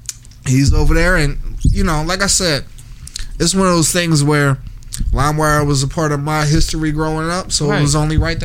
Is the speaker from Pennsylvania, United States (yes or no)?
yes; Philadelphia, Pennsylvania, United States; You know I'm from Uptown.